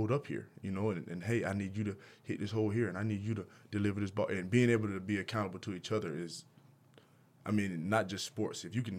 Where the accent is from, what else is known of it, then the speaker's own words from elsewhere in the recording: the South, United States; Because I'm from the South.